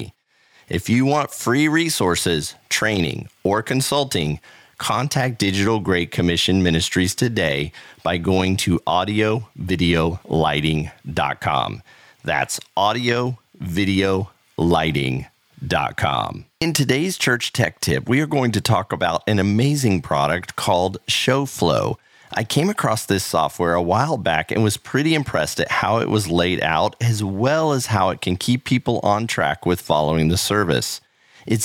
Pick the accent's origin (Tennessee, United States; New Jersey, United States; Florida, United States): Florida, United States; Central; I grew up in the Central Florida area.